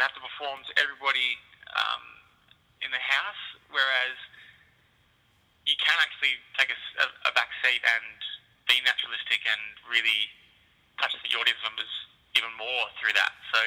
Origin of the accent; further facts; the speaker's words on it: Melbourne, Victoria, Australia; I'm from Melbourne originally